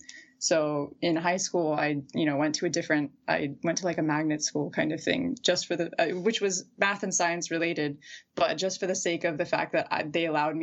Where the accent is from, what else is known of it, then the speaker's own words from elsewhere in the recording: Dallas, Texas, United States; first language English; I was born and raised in Dallas, Texas, unfortunately.